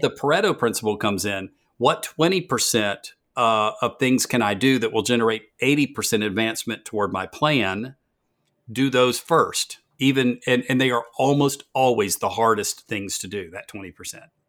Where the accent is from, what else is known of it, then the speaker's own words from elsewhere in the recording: the South, United States; I am from the South